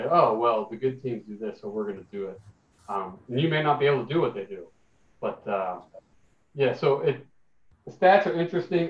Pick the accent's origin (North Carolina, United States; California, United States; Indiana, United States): Indiana, United States; now in Los Angeles, United States; growing up in Indiana where I grew up with less tolerant and open minds